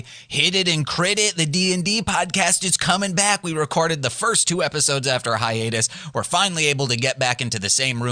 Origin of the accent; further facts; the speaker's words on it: Muskegon, Michigan, United States; Muskegon was his like second home. My hometown